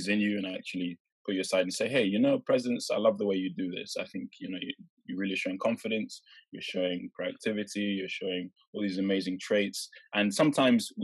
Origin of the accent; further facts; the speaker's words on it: Norwich, East of England, United Kingdom; moved away as an adult; now in London, United Kingdom; growing up in Norwich